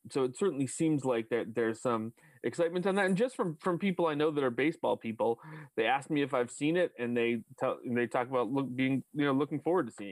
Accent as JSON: {"language": "English", "town": "Westborough", "region": "Massachusetts", "country": "United States", "tie": "born or raised there", "said": "I grew up in Westboro"}